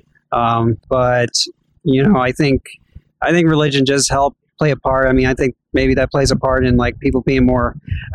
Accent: Georgia, United States; also born or lived in New Jersey; I was born in New Jersey, and I was 3 months old, and then right away we went down to Georgia, and I've been here ever since

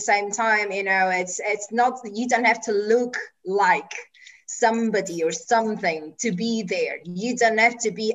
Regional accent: Italy; moved away as an adult; also born or lived in Germany / United Kingdom / United States; I moved from Italy when I was 23, I went to Germany

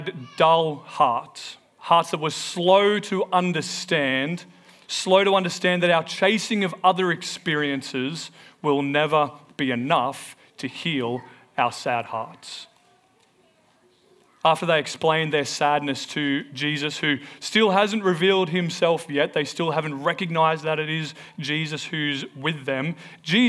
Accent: Melbourne, Victoria, Australia; also born or lived in New Zealand; we moved from New Zealand back to Melbourne

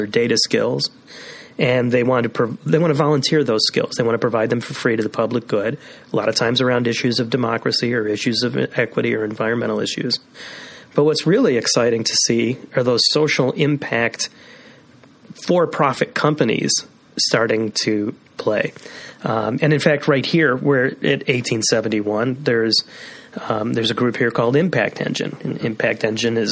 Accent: Skokie, Illinois, United States; growing up in Skokie

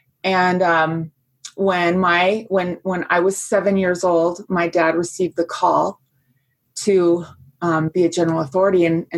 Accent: Fairfax, Virginia, United States; Well, I was born and raised in Virginia. My dad was working in the Pentagon at the time in the Department of Agriculture. And we lived in Fairfax, Virginia, which is very close there.

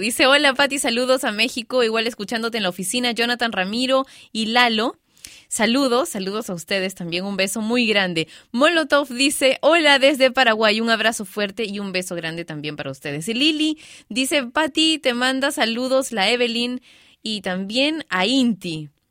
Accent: Peru; mi país, Perú

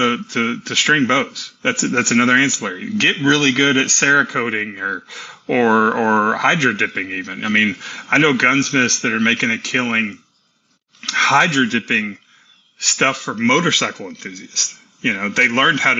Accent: Tennessee, United States; also born or lived in Texas; I was born in Texas and raised in Tennessee

